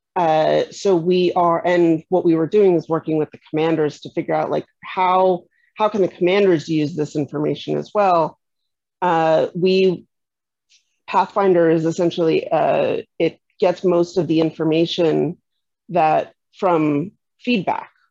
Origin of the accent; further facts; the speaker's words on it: New York City, New York, United States; moved away as an adult; I moved back to my kind of my hometown, uh, my the area where I'd grown up, and I started finding that it was actually much more difficult to reestablish myself and figure out where I fit in and find people who were like me in in of all places New York City